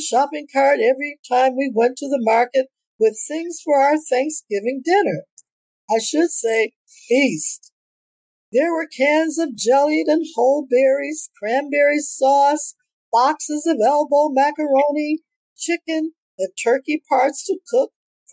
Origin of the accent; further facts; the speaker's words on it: Detroit, Michigan, United States; also born or lived in Toronto, Ontario, Canada; I was born on October the 11th, 1942 in Toronto, Ontario, Canada. And I migrated to Detroit, Michigan as a young child.